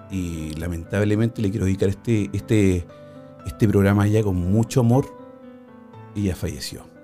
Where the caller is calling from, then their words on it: Cali, Valle del Cauca, Colombia; De, Colombia, de, Colombia, de Cali.